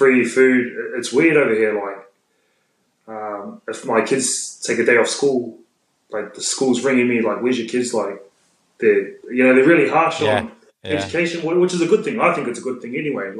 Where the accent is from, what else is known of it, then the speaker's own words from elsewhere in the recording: Pātea, Taranaki, New Zealand; moved away; also born or lived in Hāwera; Pātea, South Taranaki, that's where I grew up, in Pātea. I was born in Hauora